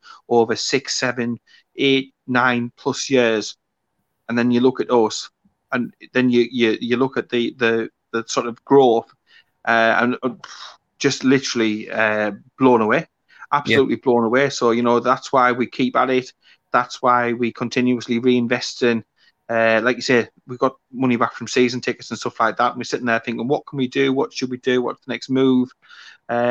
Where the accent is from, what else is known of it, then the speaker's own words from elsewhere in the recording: the North East, North East England, United Kingdom; now in South Yorkshire, United Kingdom; I'm obviously originally from the North East